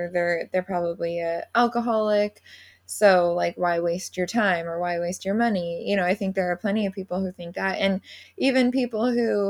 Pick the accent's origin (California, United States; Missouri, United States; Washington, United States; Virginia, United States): Washington, United States; Seattle; I'm actually from Seattle